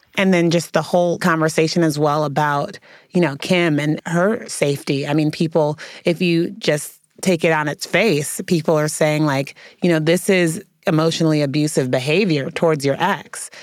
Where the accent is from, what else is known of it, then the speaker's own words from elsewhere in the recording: San Francisco, California, United States; I grew up in San Francisco, California